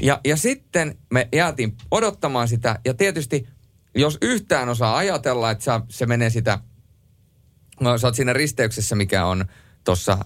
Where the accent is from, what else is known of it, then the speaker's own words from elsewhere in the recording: Rovaniemi, Lapland, Finland; ei se Rovaniemeltä tule, mistä minä olen kotoisin